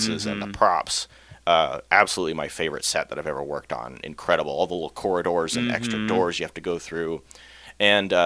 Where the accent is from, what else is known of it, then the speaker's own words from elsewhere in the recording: Ketchikan, Alaska, United States; I grew up here in Ketchikan